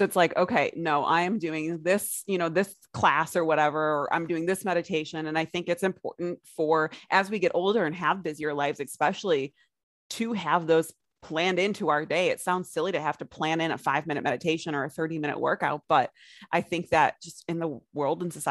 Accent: United States; also born or lived in Australia; as an American

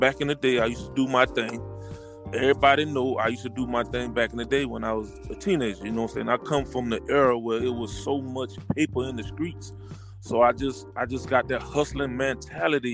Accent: Orangeburg, South Carolina, United States; I'm from Orangeburg, South Carolina

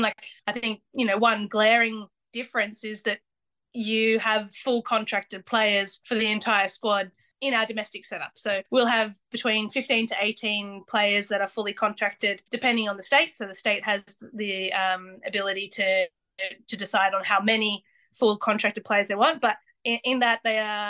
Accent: Australia; moved away as an adult; now in Solihull, United Kingdom; being an Australian

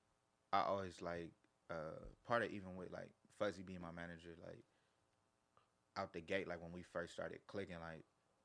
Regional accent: Carson, California, United States; I'm from Carson, like TDE Studios in Carson.

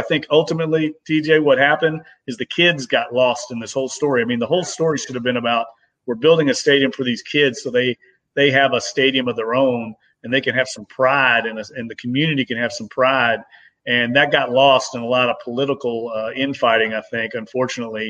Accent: Louisville, Kentucky, United States; now in New Orleans, United States; when I first moved to New Orleans, I grew up in Louisville, Kentucky

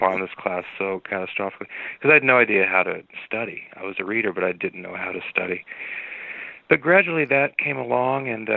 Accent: Southern California, United States; I grew up in Southern California, and I grew up in a tough area

